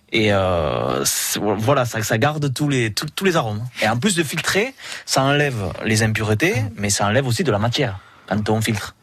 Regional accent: Banyuls-sur-Mer, Occitania, France; je suis de Bagnols

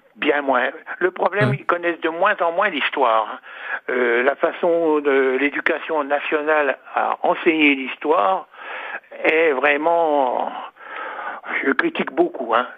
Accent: Saulieu, Bourgogne-Franche-Comté, France; also born or lived in Dijon; je suis né à Saulieu et à côté de la boucherie de mes parents, il y avait un libraire

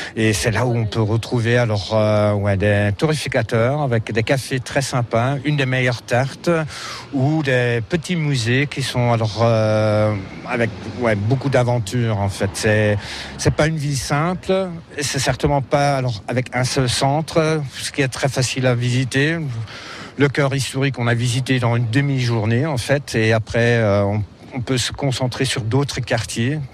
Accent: Germany; accent: German; French is a second language; also born or lived in France / Netherlands / Bavaria; pour un Allemand, j'espère, alors mon accent n'est pas trop grave

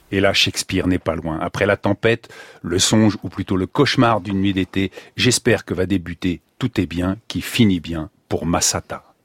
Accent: Senegal; moved away as an adult; Je suis parti du Sénégal, vous allez être surpris, en pirogue. J'ai fait 9 jours de mer.

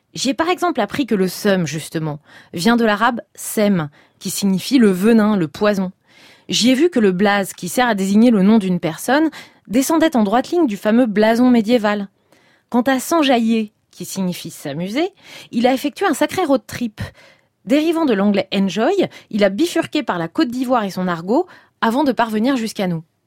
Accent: Seine-Saint-Denis, Île-de-France, France; j'ai grandi en Seine-Saint-Denis, le fameux 9-3

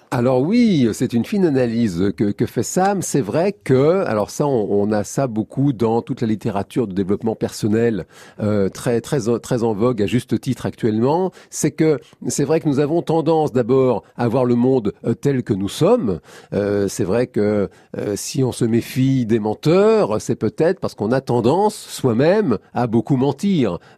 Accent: France

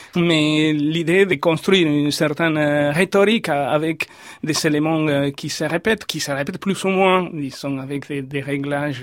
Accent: Córdoba, Argentina; French is a second language; moved away as an adult; also born or lived in Buenos Aires, Argentina; now in France; j'ai quitté Cordoba pour Buenos Aires et avant d'être venu en France.

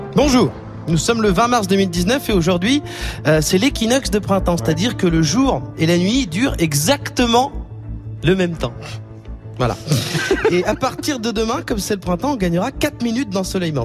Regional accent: France; on est Français

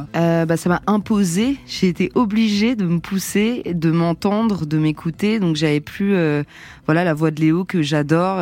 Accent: Montrouge, Île-de-France, France; On a grandi ensemble à Montrouge

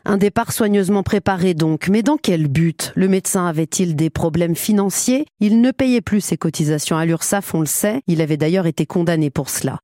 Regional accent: Brittany, France; moved away as an adult; now in Caen, France; Je suis bretonne

